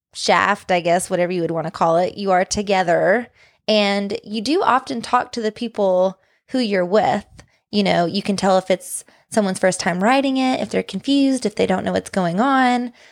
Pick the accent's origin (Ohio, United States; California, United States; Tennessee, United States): Tennessee, United States; accent: Southern; moved away as an adult; when we lived in Tennessee